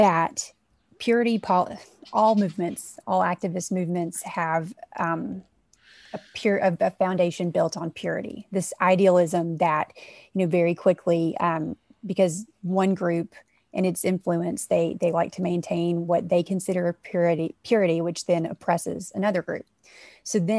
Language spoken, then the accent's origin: English; South Arkansas, United States; moved away; I come from South Arkansas. So that's, you know, it's in, to me, the heart of the South, in the United States